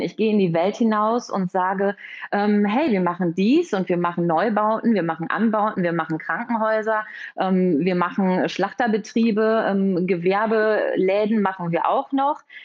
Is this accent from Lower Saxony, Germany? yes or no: no; Münster, North Rhine-Westphalia, Germany; Ich komme aus Münster. Hier haben wir auch unser Büro